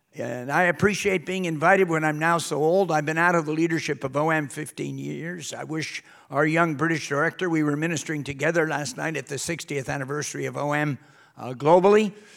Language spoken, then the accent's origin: English; New York City, New York, United States; moved away as an adult; also born or lived in Britain; now in United Kingdom; I'm actually from New York City area